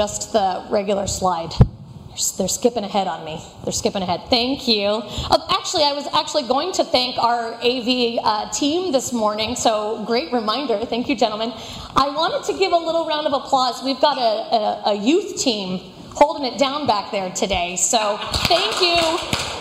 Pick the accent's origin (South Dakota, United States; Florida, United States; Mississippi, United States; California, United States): Florida, United States; moved away; also born or lived in Fort Worth, Texas; I was born and raised in Florida